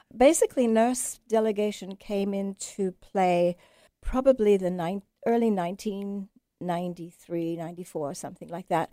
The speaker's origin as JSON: {"language": "English", "region": "England", "country": "United Kingdom", "moved": "yes", "said": "I'm English"}